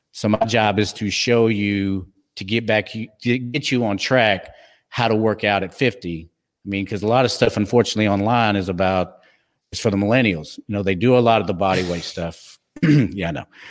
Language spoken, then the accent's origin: English; Texas, United States; accent: twang; I'm from Texas